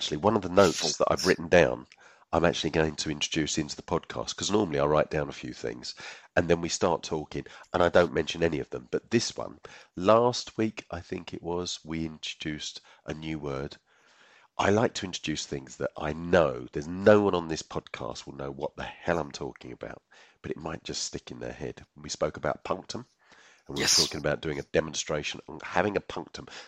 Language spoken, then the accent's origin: English; United Kingdom; I'm British